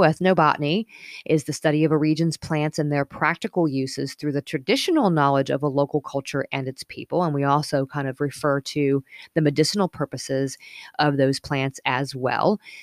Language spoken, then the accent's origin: English; Colorado, United States; moved away; also born or lived in Northern California / Midwest; I was growing up in Colorado